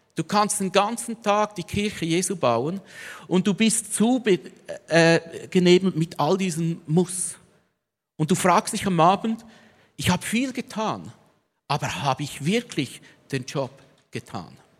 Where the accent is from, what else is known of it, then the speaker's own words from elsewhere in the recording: Switzerland; als Schweizer